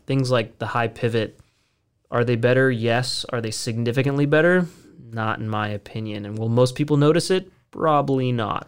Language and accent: English; United States; we're just American boys